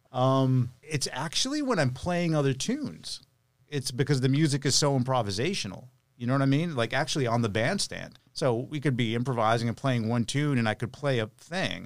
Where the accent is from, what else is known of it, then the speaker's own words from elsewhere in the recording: Lowell, Massachusetts, United States; now in Nashville, United States; I'm from Lowell, so it was a good central location